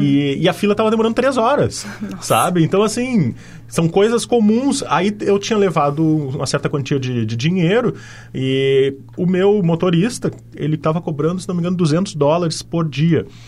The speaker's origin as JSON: {"language": "Portuguese", "country": "Brazil", "said": "como brasileiro"}